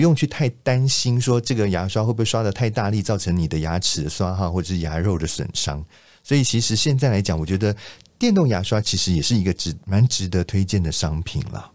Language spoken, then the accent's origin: Chinese; Taiwan; 我们其实台湾人